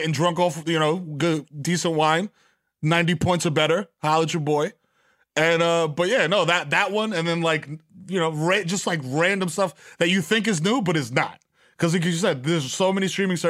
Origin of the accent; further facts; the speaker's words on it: New York, United States; as a New Yorker